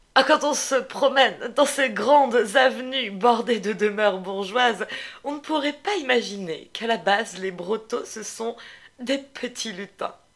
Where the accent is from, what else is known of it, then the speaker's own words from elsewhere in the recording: Lyon, Auvergne-Rhône-Alpes, France; chez nous, à Lyon, des brotos